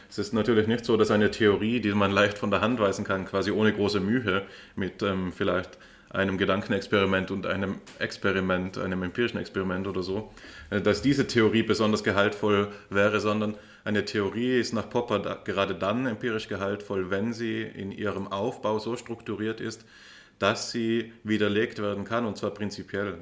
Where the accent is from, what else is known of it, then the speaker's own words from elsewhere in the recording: Austria; mir als Österreicher